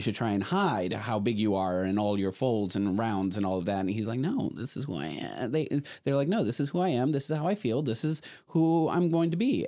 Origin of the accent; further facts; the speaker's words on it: Laredo, Texas, United States; grew up in Laredo, Texas, which is ninety-eight percent Mexican